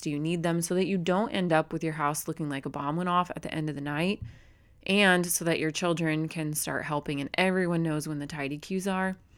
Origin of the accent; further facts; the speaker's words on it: Phoenix metropolitan area, Arizona, United States; here in my kinda hometown, just like, about eight minutes up the road, not in my actual hometown, but our cities all run together here. in, in what we call the Valley, the Phoenix metropolitan